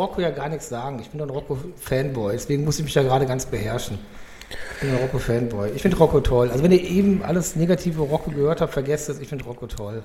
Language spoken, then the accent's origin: German; Cologne, North Rhine-Westphalia, Germany; meiner Jugend in Köln